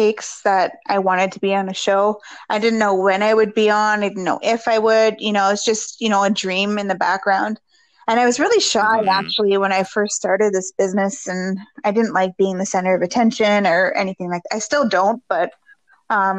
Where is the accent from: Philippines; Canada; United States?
Canada; Thunder Bay, Ontario; we're all from Thunder Bay